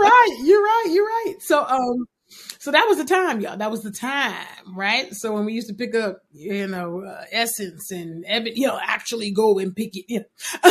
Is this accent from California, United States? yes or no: yes; California, United States; being born and raised in California